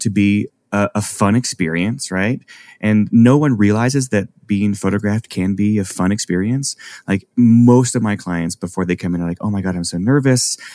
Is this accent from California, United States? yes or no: no; Arkansas, United States; moved away as an adult; also born or lived in Chicago; I grew up in Arkansas. I went to university in Arkansas